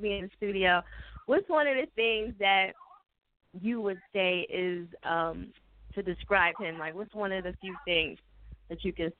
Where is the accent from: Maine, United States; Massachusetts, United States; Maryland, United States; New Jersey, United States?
New Jersey, United States; I'm from Jersey